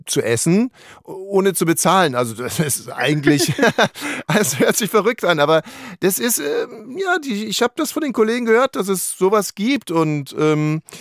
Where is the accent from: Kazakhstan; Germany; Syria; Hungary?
Hungary; nehme ich ein bisschen roten Paprika, weil ich komme aus Ungarn